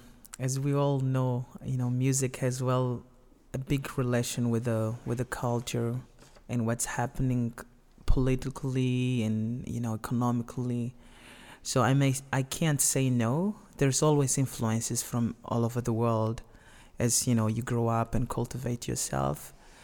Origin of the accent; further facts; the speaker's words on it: Maputo, Mozambique; first language Tsonga (Shangana); English is a second language; now in United States; Yes, I was born in Maputo, specifically in Benfica. That's my neighborhood.